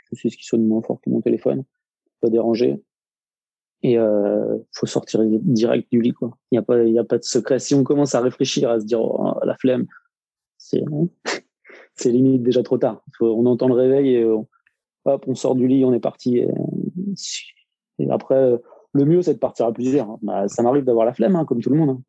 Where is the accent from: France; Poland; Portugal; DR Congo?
France; Nantes, Pays de la Loire; also born or lived in Rennes area; now in Rennes, France; à la base, je suis nantais